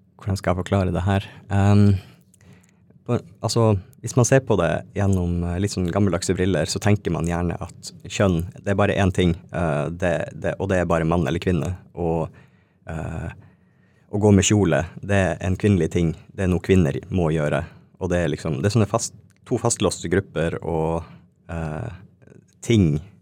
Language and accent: Norwegian; Alta, Finnmark, Norway; moved away; also born or lived in Tana; jeg er fra Tana, oppvokst i Alta